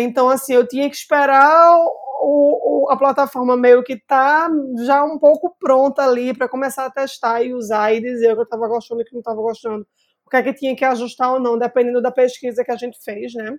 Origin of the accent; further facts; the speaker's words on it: Recife, Pernambuco, Brazil; como uma boa recifense, bairrista